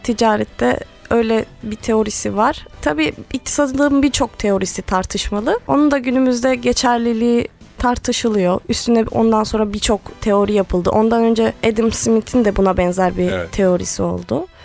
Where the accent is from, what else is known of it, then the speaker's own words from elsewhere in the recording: Rize Province, Turkey; now in Istanbul, Turkey; Aslen Rizeliyim. Buraya eğitim için geldim.